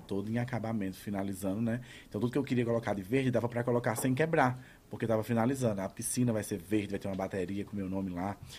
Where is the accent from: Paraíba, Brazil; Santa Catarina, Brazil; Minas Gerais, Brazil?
Paraíba, Brazil; Cajazeiras; moved away; also born or lived in João Pessoa / São Paulo; a de Cajazeiras, que é onde eu nasci